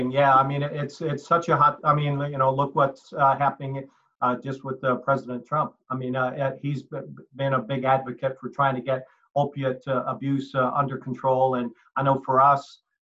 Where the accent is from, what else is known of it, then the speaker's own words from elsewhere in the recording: Halifax, Nova Scotia, Canada; born there; So uh, I uh, originally was born Canadian. I was born in Halifax, Nova Scotia.